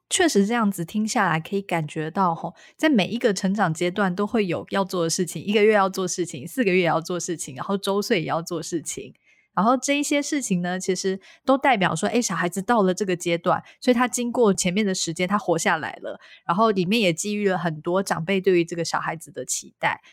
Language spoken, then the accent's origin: Chinese; central Taiwan, Taiwan; 因为我是中部人